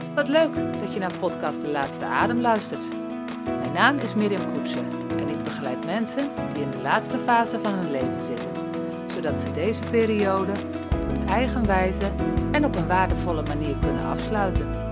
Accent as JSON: {"language": "Dutch", "region": "Groningen", "country": "Netherlands", "tie": "born or raised there", "moved": "yes", "lives_now": "Dronten, Netherlands", "said": "Van oorsprong kom ik uit Groningen. Daar ben ik niet geboren, maar wel grootgebracht"}